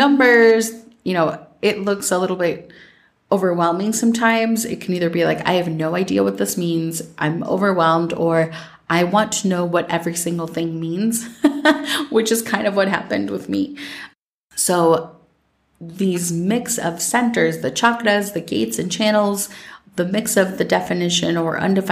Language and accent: English; Minnesota, United States; growing up in Minnesota